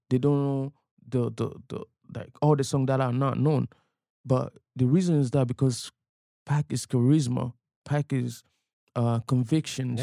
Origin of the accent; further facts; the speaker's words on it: DR Congo; now in Toronto, Canada; growing up in Africa